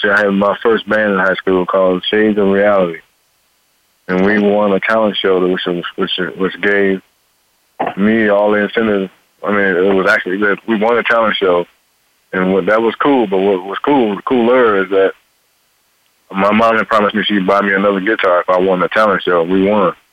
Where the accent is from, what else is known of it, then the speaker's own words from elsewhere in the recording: Cincinnati, Ohio, United States; I was born in Cincinnati, Ohio. Right, And uh, grew up there.